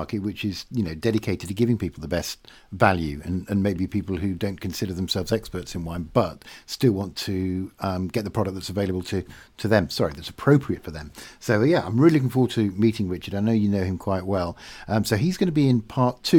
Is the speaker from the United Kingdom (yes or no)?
yes; Yorkshire and the Humber, United Kingdom; as a Yorkshireman